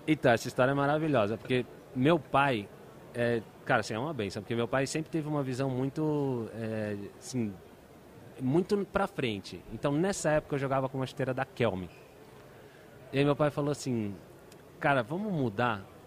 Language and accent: Portuguese; São Paulo, Brazil; also born or lived in Brasília (Gama) / Cuiabá; depois fui para Cuiabá, e de Cuiabá vim para São Paulo. 4 quatro anos, dos 4 aos 7 em Cuiabá, com 7 eu cheguei aqui.